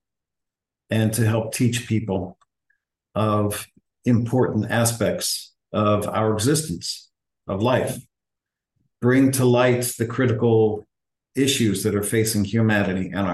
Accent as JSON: {"language": "English", "town": "Philadelphia", "region": "Pennsylvania", "country": "United States", "tie": "born or raised there", "also_born_or_lived": "Atlanta, Georgia", "moved": "yes", "said": "My hometown is Philadelphia, by the way. So it was a great town to grow up in musically and culturally"}